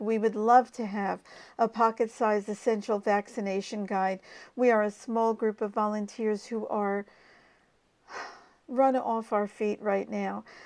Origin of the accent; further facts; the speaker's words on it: United States; now in Australia; as an American by birth